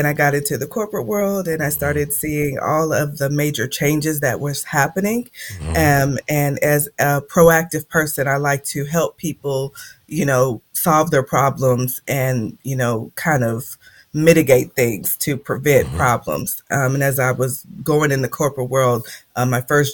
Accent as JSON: {"language": "English", "town": "Indianapolis", "region": "Indiana", "country": "United States", "tie": "born or raised there", "moved": "as an adult", "said": "I'm from Indianapolis, Indiana, born and raised. I was there all my youth and half of my adult life."}